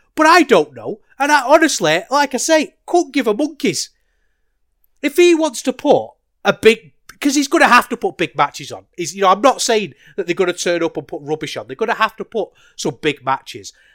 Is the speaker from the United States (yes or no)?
no; United Kingdom; a British wrestling fan